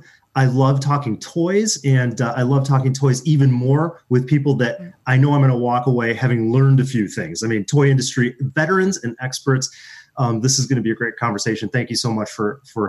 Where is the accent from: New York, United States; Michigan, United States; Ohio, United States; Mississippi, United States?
Michigan, United States; I grew up in Michigan